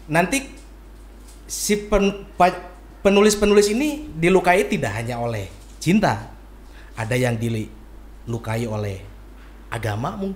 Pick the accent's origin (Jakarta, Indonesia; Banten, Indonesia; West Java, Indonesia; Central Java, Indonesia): West Java, Indonesia; Bandung; Saya asli Bandung. Saya lahir di Bandung paling nanti pesantren pun saya di Bandung di Cicalengka